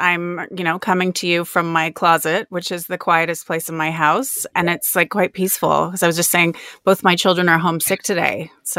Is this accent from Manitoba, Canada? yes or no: no; Toronto, Ontario, Canada; now in Australia; Canada? I grew up sort of just outside of Toronto.